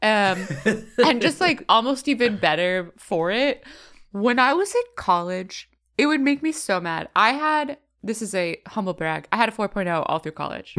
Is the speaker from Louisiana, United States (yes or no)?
no; California, United States; growing up in California